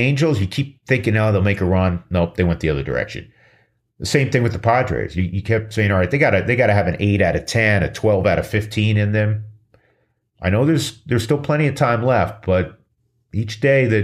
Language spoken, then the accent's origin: English; New York, United States; I'm from New York